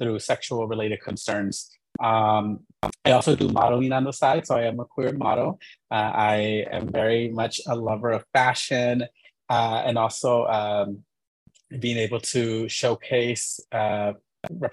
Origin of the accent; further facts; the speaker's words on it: Inglewood, California, United States; also born or lived in San Francisco Bay Area; I'm originally from Inglewood, California in LA.